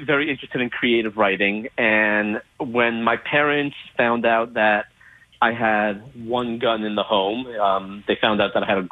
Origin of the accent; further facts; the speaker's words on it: Los Angeles, California, United States; growing up in Los Angeles, growing up in a very apolitical family